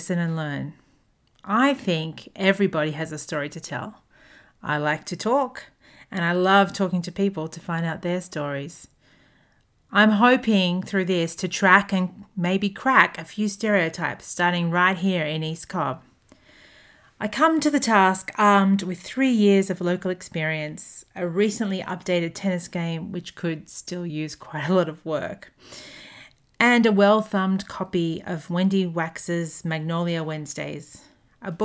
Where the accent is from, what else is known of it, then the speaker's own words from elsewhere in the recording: Australia; moved away as an adult; also born or lived in Hong Kong / Durban, South Africa; now in Atlanta, United States; I'm an Australian who currently lives in Atlanta, Georgia, USA